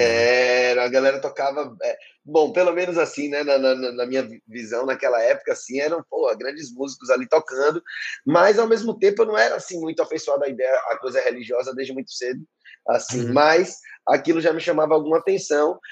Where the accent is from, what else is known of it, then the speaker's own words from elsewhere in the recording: Salvador, Bahia, Brazil; also born or lived in Paris; eu sou esse artista, músico de Salvador, nascido e criado em Salvador